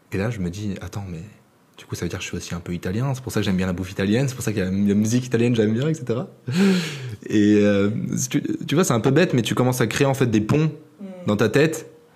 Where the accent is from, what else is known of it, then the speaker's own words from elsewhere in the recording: France; je suis français